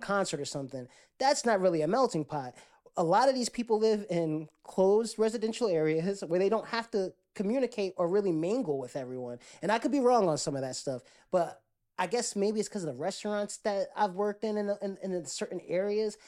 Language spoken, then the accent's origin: English; Jersey City, New Jersey, United States; now in Atlanta, United States; I'm from Jersey City, which now is gentrified, but when I was growing up, they had, um, there was Indian, there was, um, Latinos, blacks